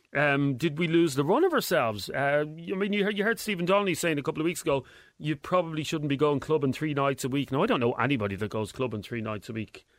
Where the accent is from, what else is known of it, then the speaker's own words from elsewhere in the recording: Ireland; I'm proud as as an Irishman